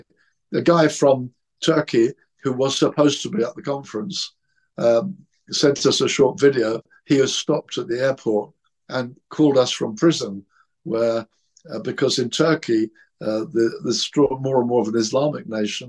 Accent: England, United Kingdom; I'm English. I'm Christian.

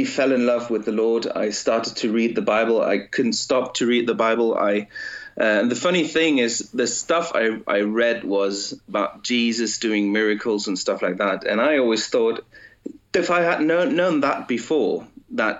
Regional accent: Germany; I was raised in Germany, and I was born in Germany, but my parents spoke English

